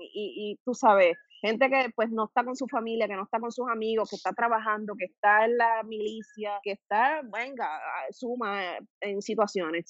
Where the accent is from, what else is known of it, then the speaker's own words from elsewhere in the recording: Guayama, Puerto Rico; soy de Guayama y para ese entonces yo vivía en Guayama